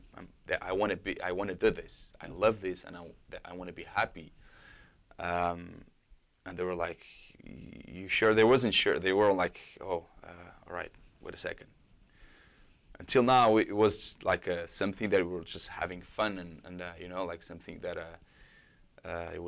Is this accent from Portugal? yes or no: yes; Portugal; English is a second language; moved away as an adult; also born or lived in New York / Lisbon; now in Toronto, Canada; when I went back to Portugal